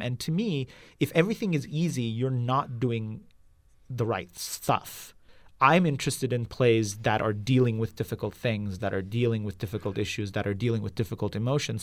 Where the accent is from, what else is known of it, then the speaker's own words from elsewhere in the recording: Izmit, Kocaeli, Turkey; moved away as an adult; also born or lived in Istanbul; now in San Francisco Bay Area, United States; I grew up in Izmit, which is about an hour east of Istanbul.